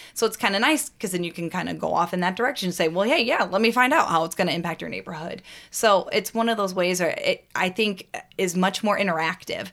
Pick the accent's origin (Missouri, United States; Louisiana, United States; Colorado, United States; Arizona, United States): Missouri, United States; Washington; my hometown. Again, Lowell, Washington, Missouri. It's outside of Saint Louis